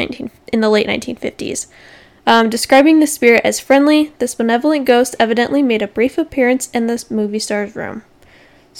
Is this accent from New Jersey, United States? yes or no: no; Arizona, United States; we are here from Arizona.